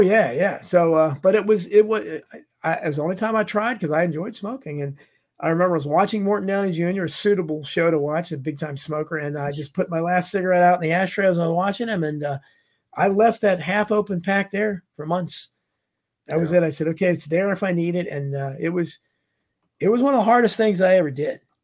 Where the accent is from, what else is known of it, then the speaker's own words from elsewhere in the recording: Falls Church, Virginia, United States; I was raised in Falls Church, Virginia.